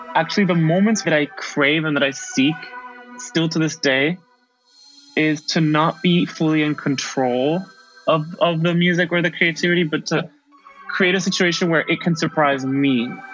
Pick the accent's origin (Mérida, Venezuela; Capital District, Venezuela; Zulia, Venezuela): Capital District, Venezuela; Caracas; moved away as an adult; also born or lived in Darien, Connecticut, United States; now in Barcelona, Spain; I was born in the Parroquia La Vega, which my brother would tease me. I was born in Las Vegas. And I had a, an experience of Venezuela that was very early on, like before preschool, and then after second grade. That's when I returned